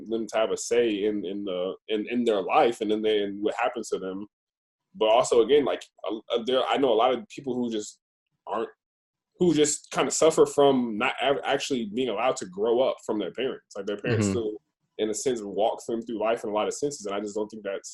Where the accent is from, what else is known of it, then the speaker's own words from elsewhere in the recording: Roswell, Georgia, United States; we're from Roswell